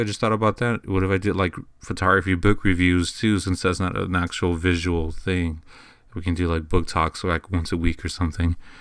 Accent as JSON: {"language": "English", "town": "San Antonio", "region": "Texas", "country": "United States", "said": "I'm originally from San Antonio, Texas, and this is kinda where I do everything"}